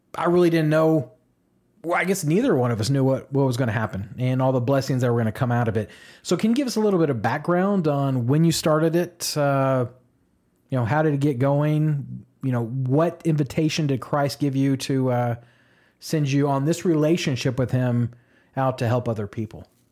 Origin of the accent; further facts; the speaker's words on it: Edmond, Oklahoma, United States; moved away as an adult; now in Austin, United States; I was raised in Edmond, Oklahoma, right above Oklahoma City